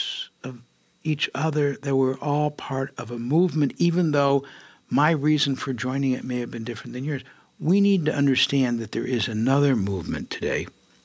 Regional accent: Detroit, Michigan, United States; moved away as an adult; also born or lived in San Francisco; I was born in Detroit, Michigan. I lived in Michigan for a long time

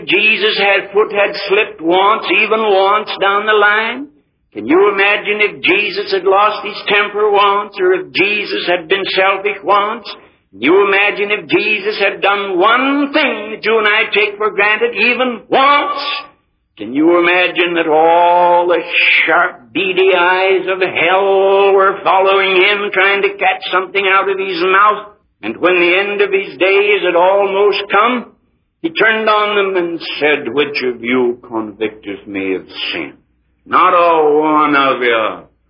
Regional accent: United States; I'm an American, too. I was born here.

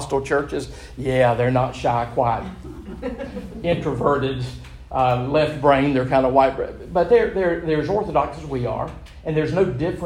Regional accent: Gastonia, North Carolina, United States; I was born in Gastonia, big mill village, particularly when I was growing up in it

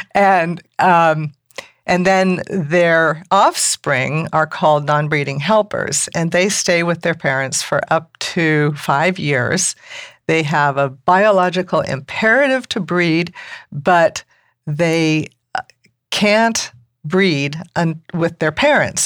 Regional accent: Malibu, California, United States; moved away as an adult; also born or lived in Mendocino County; now in Ukiah, United States; I grew up in rural Malibu

